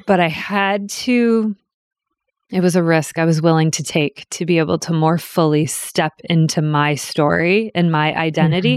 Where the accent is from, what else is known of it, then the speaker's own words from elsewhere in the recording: New Hampshire, United States; I was born in New Hampshire